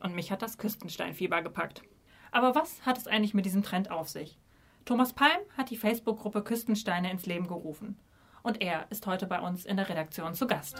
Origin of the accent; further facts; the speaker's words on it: Minden, North Rhine-Westphalia, Germany; Eigentlich komme ich aus Minden. Das liegt in Ostwestfalen zwischen Hannover und Bielefeld.